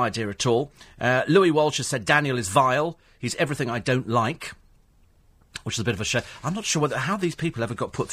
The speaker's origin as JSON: {"language": "English", "town": "Bromley", "region": "London", "country": "United Kingdom", "tie": "born or raised there", "said": "I was born in Bromley."}